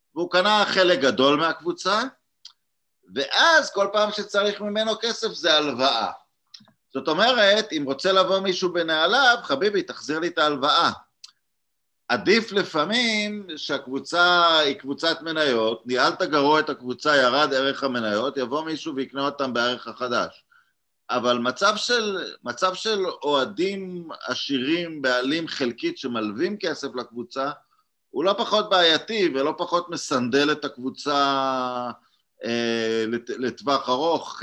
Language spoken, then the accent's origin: Hebrew; Israel; now in Hungary; כישראלים אה, יש לנו, וגם כמי שגר בהוגריה